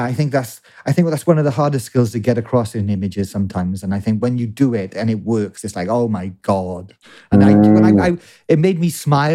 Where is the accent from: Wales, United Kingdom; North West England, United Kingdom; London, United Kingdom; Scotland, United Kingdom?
Wales, United Kingdom; I'm a Welshman